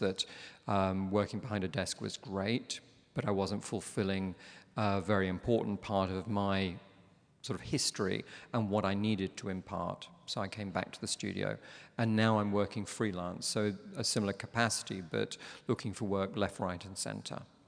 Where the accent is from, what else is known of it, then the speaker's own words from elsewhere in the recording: London, United Kingdom; I'm from London